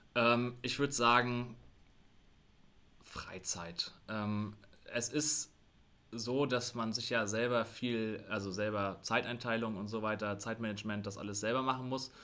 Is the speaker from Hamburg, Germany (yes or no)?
no; Rostock, Mecklenburg-Vorpommern, Germany; also ich bin auch in Rostock geboren ähm, und habe auch den Größteil meines Lebens hier in Rostock gelebt